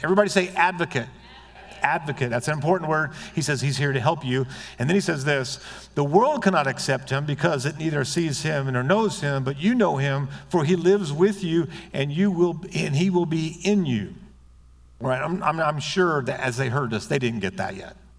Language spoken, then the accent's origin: English; United States